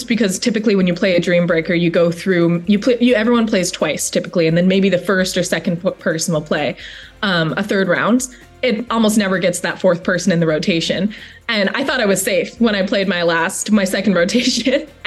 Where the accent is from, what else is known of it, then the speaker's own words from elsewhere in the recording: Maui, Hawaii, United States; moved away as an adult; also born or lived in Oregon; now in Charlottesville, United States; I'm originally from Maui, Hawaii, and moved my way out to Oregon for undergrad